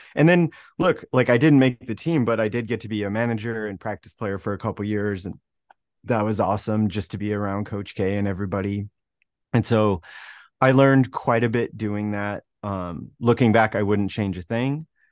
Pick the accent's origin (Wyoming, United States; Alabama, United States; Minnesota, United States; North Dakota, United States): Wyoming, United States; moved away as an adult; from a small town in Wyoming